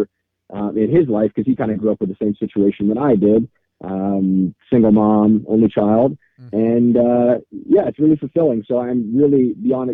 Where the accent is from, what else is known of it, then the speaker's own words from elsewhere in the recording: Vancouver, British Columbia, Canada; my hometown in Vancouver